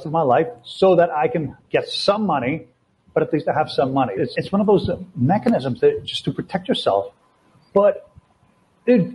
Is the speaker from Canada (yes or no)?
yes; Toronto, Ontario, Canada; moved away as an adult; also born or lived in Latvia; now in Brazil; I'm from Toronto. Right now I'm in Brazil